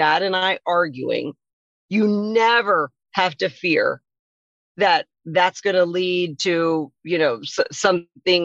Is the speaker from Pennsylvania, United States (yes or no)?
no; Wilmington, Delaware, United States; also born or lived in Philadelphia area / Caribbean / Mexico; now in Washington State, United States; I'm from Wilmington, Delaware, and the Philadelphia area, which is on the eastern shore of the United States